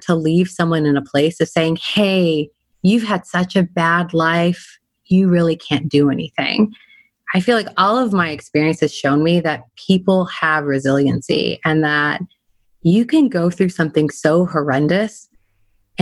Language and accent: English; California, United States; I'm a Californian. I grew up in California